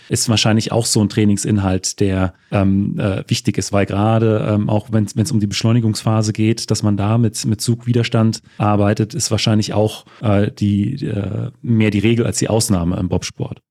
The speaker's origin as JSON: {"language": "German", "town": "Wolfen", "region": "Saxony-Anhalt", "country": "Germany", "said": "Ich, ich komme aus, äh, ursprünglich aus Wolfen"}